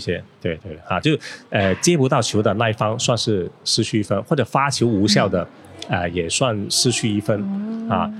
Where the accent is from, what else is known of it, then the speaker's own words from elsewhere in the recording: China; also born or lived in Foshan; 我们中国人